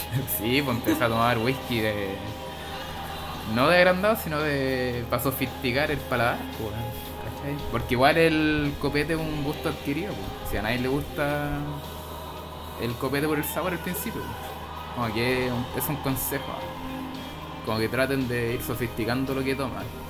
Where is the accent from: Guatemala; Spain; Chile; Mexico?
Chile; acá en Chile